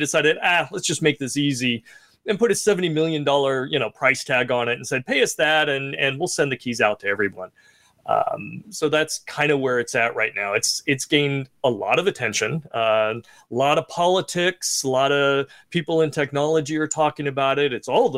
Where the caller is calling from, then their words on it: California, United States; From sunny California. It's nice and warm out here.